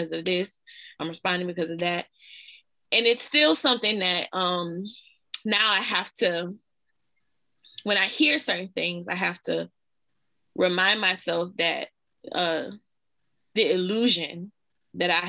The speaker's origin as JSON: {"language": "English", "region": "Louisiana", "country": "United States", "said": "I'm from Louisiana"}